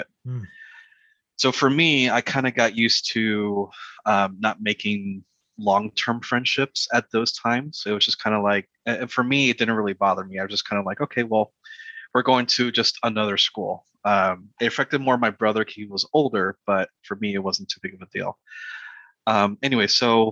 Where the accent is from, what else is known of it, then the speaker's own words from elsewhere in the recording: South Florida, United States; moved away as an adult; also born or lived in Connecticut / Puerto Rico; now in Charlotte, United States; I moved to Florida, South Florida. And was there for probably most of my life, I think almost 22, 23 years